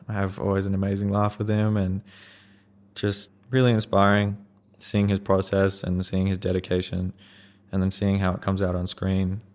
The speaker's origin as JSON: {"language": "English", "region": "Queensland", "country": "Australia", "tie": "born or raised there", "said": "go from New Zealand to Queensland, kind of be able to stay in my, my hometown area"}